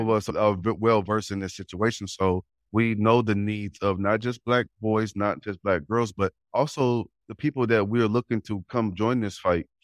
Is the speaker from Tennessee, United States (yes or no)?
no; St. Louis, Missouri, United States; the neighborhood I, I grew up in in Saint Louis